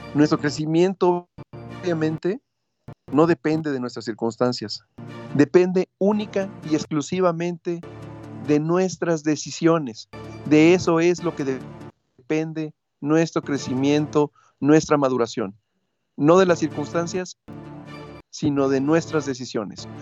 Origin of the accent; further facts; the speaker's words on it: Mexico; somos fuertes los mexicanos